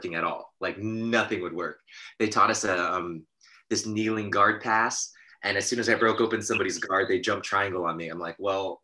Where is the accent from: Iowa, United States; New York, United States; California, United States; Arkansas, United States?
California, United States; Torrance; the Gracie Academy, the original institution of jiu-jitsu in America, was in my hometown where I was growing up